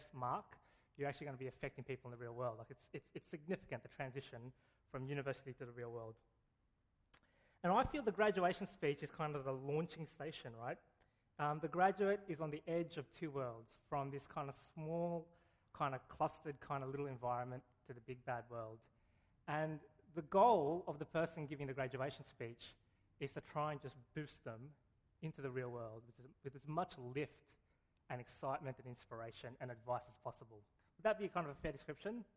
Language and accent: English; Canberra, Australian Capital Territory, Australia; I went to a pretty trashy high school in Canberra